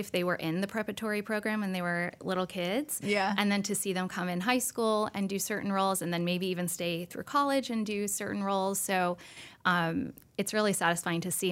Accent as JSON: {"language": "English", "town": "Winston-Salem", "region": "North Carolina", "country": "United States", "tie": "born or raised there", "also_born_or_lived": "New York", "said": "I grew up here, you know, in Winston, and um, I grew up at the School of the Arts"}